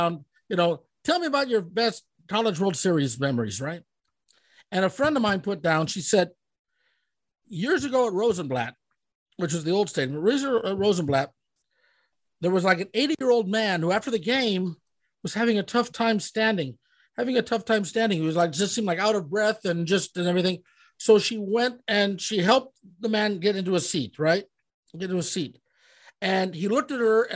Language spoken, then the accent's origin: English; Omaha, Nebraska, United States; moved away; also born or lived in Colorado; that's my hometown.